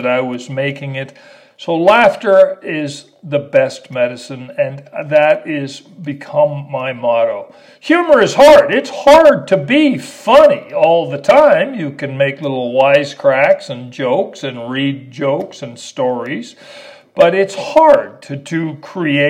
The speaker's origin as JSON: {"language": "English", "town": "El Paso", "region": "Texas", "country": "United States", "moved": "yes", "lives_now": "Austin, United States", "said": "I am from El Paso"}